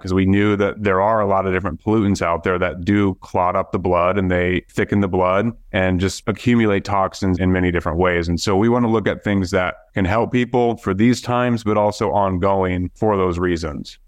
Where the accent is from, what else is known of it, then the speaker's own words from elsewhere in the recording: Iowa, United States; moved away as an adult; now in Florida, United States; we grew up there in Iowa